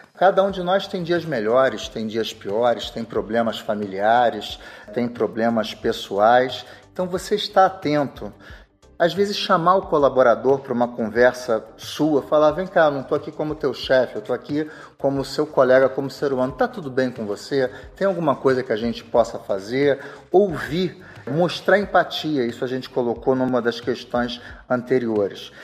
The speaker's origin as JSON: {"language": "Portuguese", "region": "Rio de Janeiro", "country": "Brazil", "said": "eu sou carioca"}